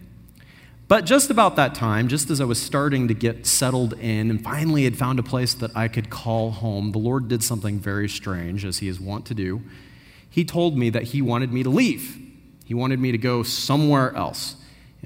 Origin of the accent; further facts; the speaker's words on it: Austin, Texas, United States; also born or lived in Pacific Northwest, United States; When we first moved here, I was 8 or 9 years old, and I moved from the Pacific Northwest. And when we arrived in Austin